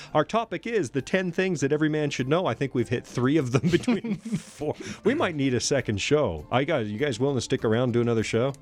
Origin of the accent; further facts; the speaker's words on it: Canada; accent: Canadian English; first language English; now in United States; my mother tongue is Canadian English